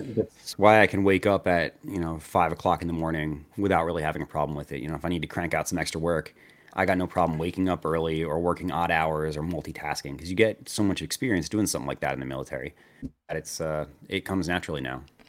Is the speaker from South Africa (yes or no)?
no; New Jersey, United States; I grew up in New Jersey